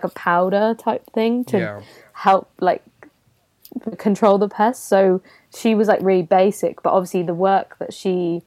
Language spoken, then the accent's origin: English; Gloucestershire, South West England, United Kingdom; where I grew up in Gloucestershire